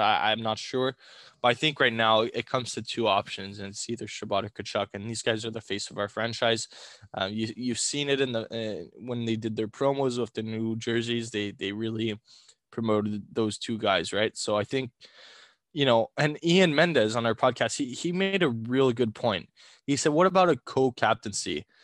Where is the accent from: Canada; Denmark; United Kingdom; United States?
Canada; Ottawa, Ontario; we're from Ottawa